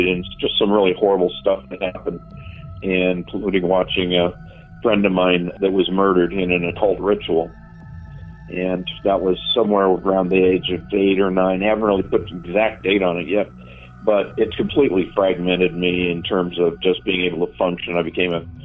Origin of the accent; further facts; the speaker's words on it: Southern California, United States; I grew up in Southern California, and my dad was a police officer